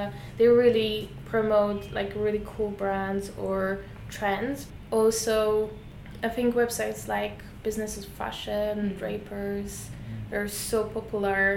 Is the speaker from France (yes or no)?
no; Poland; now in London, United Kingdom; I'm from Poland and I moved to London